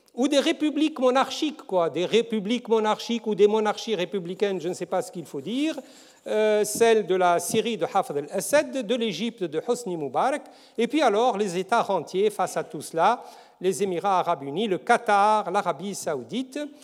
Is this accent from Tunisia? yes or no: yes; Tunisia; chez nous en Tunisie